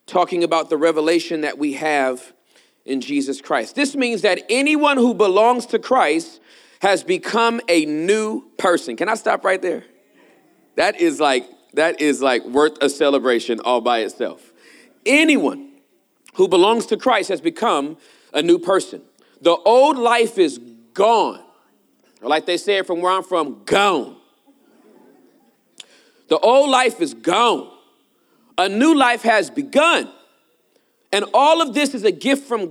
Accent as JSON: {"language": "English", "region": "Southern California", "country": "United States", "tie": "born or raised there", "said": "I am from California, born and raised Southern California"}